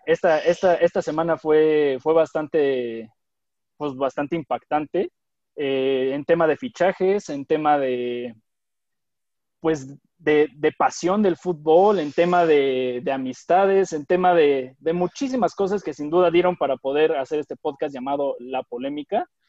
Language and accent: Spanish; Mexico; somos mexicanos, orgullosamente mexicanos, amamos a nuestro México